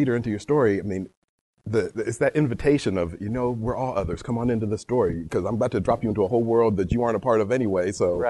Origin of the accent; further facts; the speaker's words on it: London, United Kingdom; born there; I was born in London.